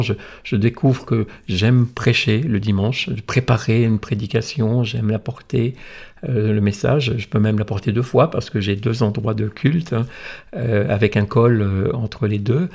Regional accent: the Nord, Hauts-de-France, France; moved away; also born or lived in Monaco; je suis originaire du Nord, mais pas de ce grand Nord-là de, Dunkerque

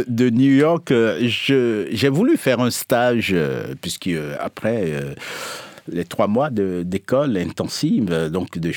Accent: Togo; moi, je suis originaire du sud de la France, le vrai sud, c'est-à-dire le Togo.

